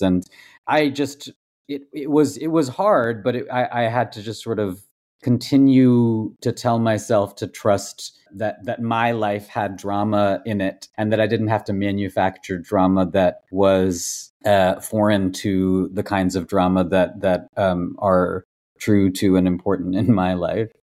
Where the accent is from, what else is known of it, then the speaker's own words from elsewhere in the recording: Massachusetts, United States; also born or lived in Tamil Nadu, India / Kolkata, India; moved to the States, moved to Massachusetts when I was five